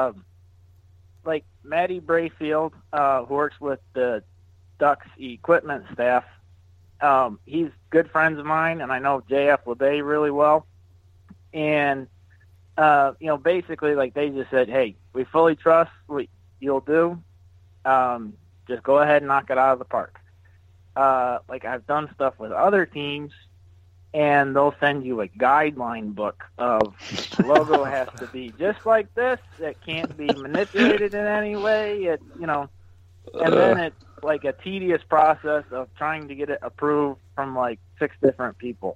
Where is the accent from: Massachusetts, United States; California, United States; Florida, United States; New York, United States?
New York, United States; Syracuse; moved away; I grew up in Syracuse, New York